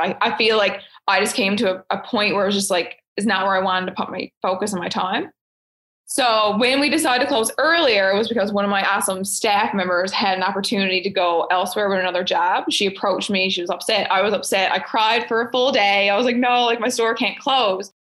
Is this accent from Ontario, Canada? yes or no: no; Fogo Island, Newfoundland and Labrador, Canada; I'm from Fogo Islands, like small town girl